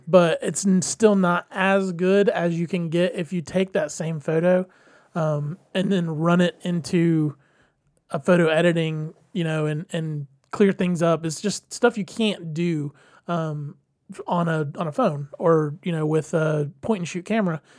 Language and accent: English; Georgia, United States; we're from the area, we're from Georgia